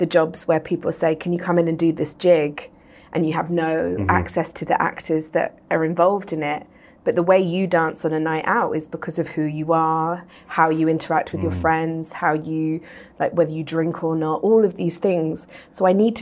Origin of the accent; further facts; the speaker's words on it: England, United Kingdom; I'm from England, worked in London in theatre